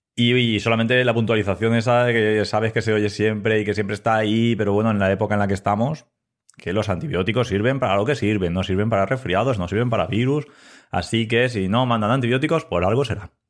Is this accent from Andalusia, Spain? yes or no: no; Elda, Valencian Community, Spain; also born or lived in Ibi; trabajo en Ibi, aunque yo soy de Elda.